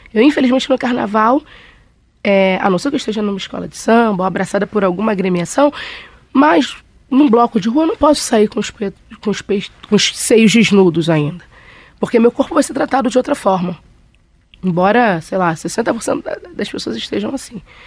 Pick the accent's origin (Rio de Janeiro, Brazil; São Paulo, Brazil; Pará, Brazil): Rio de Janeiro, Brazil; eu sou carioca